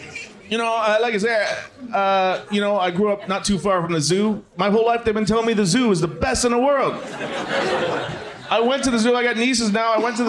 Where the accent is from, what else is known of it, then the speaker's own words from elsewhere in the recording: Toronto, Ontario, Canada; I'm from Scarborough.